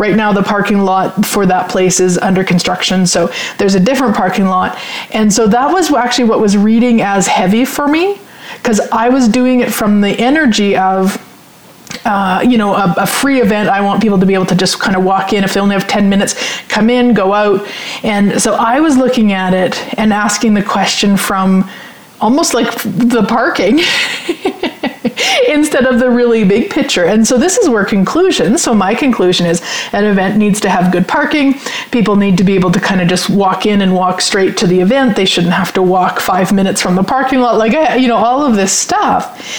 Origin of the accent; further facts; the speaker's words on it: Sherwood Park, Alberta, Canada; I'm from Sherwood Park, so I'm familiar.